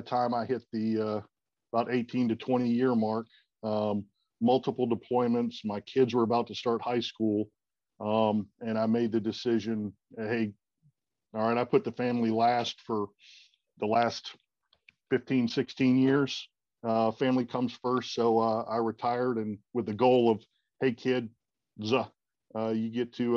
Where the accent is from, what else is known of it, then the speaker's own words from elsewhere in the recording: South Carolina, United States; I grew up in South Carolina, went to school, joined the Army, did that for a little over 20 years